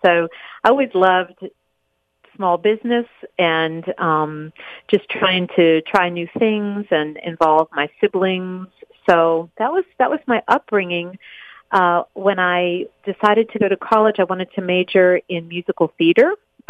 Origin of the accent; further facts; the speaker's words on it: Chapel Hill, North Carolina, United States; also born or lived in New Jersey / Erie, Pennsylvania; Well, I was born in New Jersey, but I spent very little time there. My family quickly moved on to Erie, Pennsylvania, where I spent through fifth grade, we lived there. And then my family decided to move south, and we settled in Chapel Hill, North Carolina